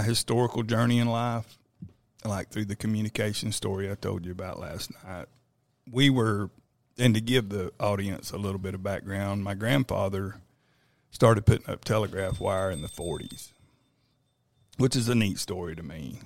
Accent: Florida, United States; moved away as an adult; now in Texas, United States; I'm, I'm actually from Florida

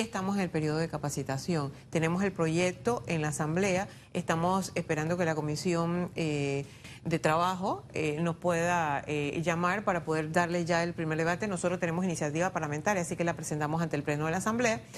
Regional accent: Panama; todos somos panameños

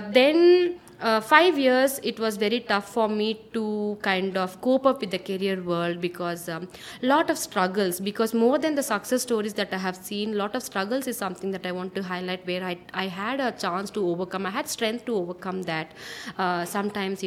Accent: Bangalore, Karnataka, India; born and brought up in Bangalore

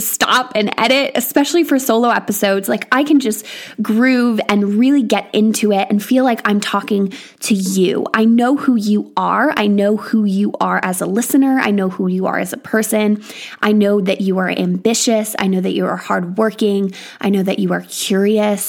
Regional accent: United States; moved away as an adult; now in England, United Kingdom; I am from America

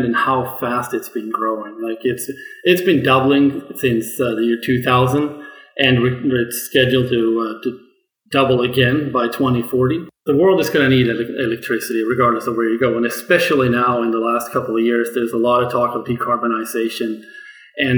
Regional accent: Sweden; moved away; originally, I grew up in Sweden

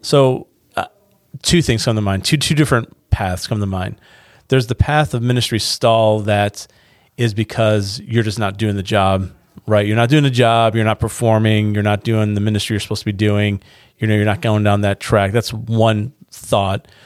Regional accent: Niagara Falls, New York, United States; now in North Carolina, United States; I'm from Niagara Falls

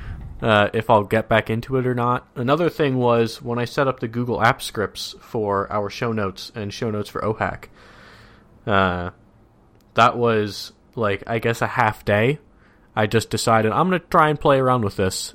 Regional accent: Minnesota, United States; moved away

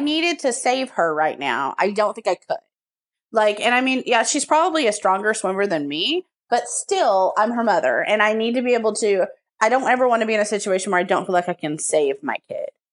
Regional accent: Texas, United States; I'm from Texas

